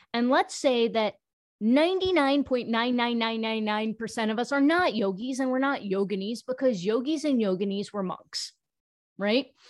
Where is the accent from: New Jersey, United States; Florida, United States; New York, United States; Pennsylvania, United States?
New York, United States; I am South Asian. I was born in New York. I'm an American, but my parents were born in India